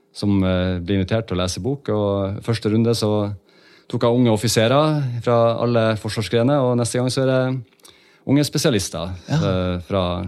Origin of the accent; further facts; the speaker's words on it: Northern Norway, Norway; moved away; jeg er jo en nordlending, så jeg, jo, eh, jeg snakker jo dialekta mi fortsatt